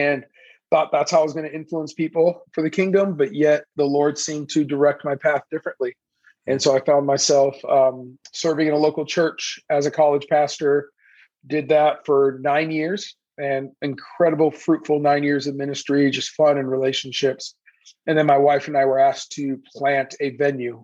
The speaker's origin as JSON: {"language": "English", "town": "Mission Viejo", "region": "California", "country": "United States", "tie": "born or raised there", "also_born_or_lived": "Iran", "second_language": "English", "said": "here I am, Iranian kid, grew up in Southern California, in a, you know, near the beach, Laguna Hills, Mission Viejo area, grew up out there"}